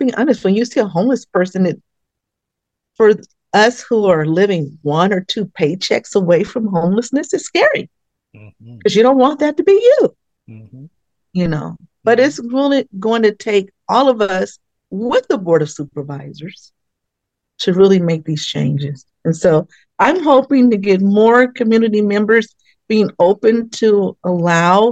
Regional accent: Richmond, California, United States; moved away as an adult; now in Solano County, United States; I am a native from Richmond, California. So, and then I moved here 30 years ago

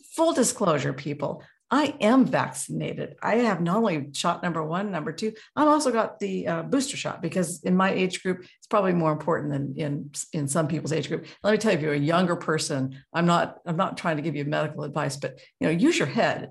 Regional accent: Juneau, Alaska, United States; now in Anchorage, United States; I was raised in Juneau

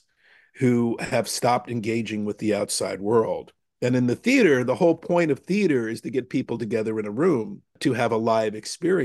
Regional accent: New York, United States; I grew up in New York going to, you know, revival houses

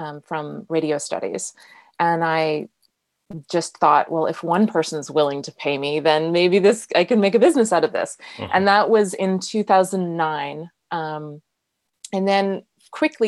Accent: United States; I'm American

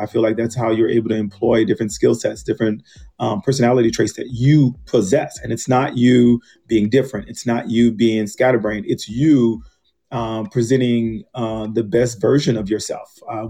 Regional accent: the South, United States; you know, I'm from the South, you know, Southern Baptist reared. So you'd be like, ooh, I'm a Christian.

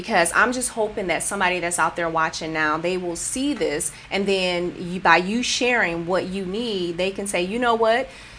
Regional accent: Rochester, United States; now in San Jose, United States; Oh, it's my hometown. I understand.

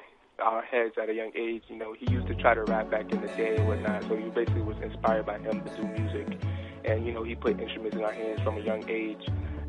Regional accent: New York City, New York, United States; Well, we're from the Bronx.

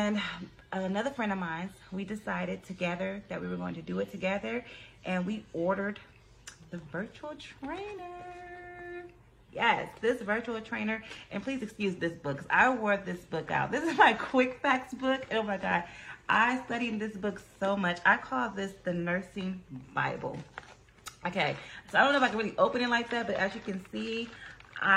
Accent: California, United States; I'm from California

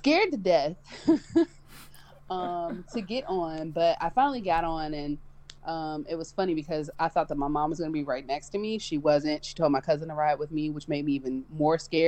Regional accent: Cleveland, Ohio, United States; I'm originally from Cleveland, Ohio

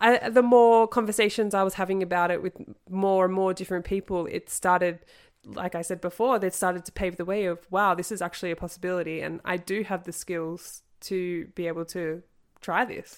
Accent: Australia; moved away as an adult; growing up in Australia

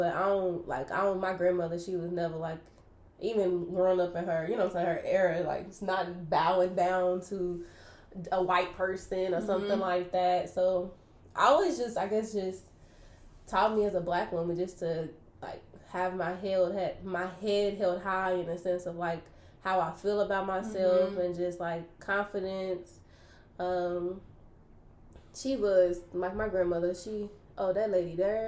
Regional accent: Kentucky, United States; I grew up in Kentucky

